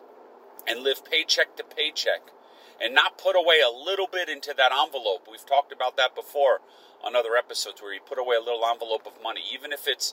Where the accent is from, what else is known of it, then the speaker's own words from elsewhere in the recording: United States; I'm an American